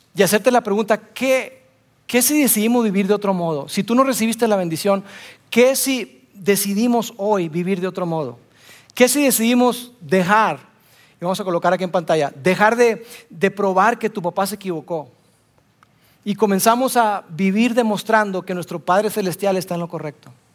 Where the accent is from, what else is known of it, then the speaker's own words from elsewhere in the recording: Monterrey, Nuevo León, Mexico; Soy regio